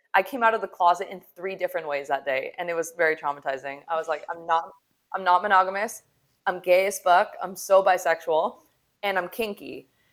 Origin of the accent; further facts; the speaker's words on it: Salt Lake City, Utah, United States; moved away; I come from Salt Lake City, Utah, where the standard is to get married young. I mean, we used to have magazines in high school